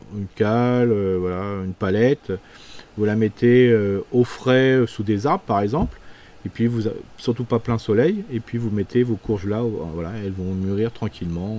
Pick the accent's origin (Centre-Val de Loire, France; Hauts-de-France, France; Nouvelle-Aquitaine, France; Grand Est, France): Grand Est, France; Alsace; chez nous en Alsace